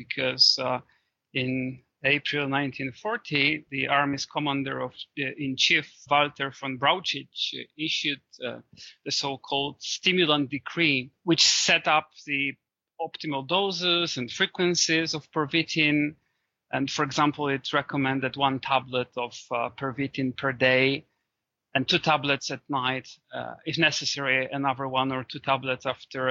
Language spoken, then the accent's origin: English; Poland; my home country, Poland.